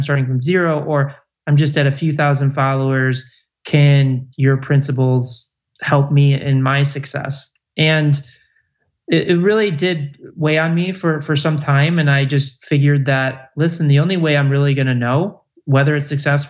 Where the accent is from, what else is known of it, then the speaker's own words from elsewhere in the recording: Chicago, Illinois, United States; now in West Hollywood, United States; Chicago, Illinois.